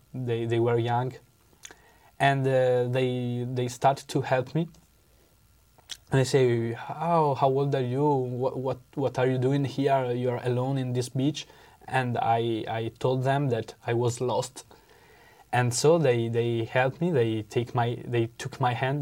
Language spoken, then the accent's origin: English; Venice, Veneto, Italy; English is a second language; I'm from Italy. I come from Venice.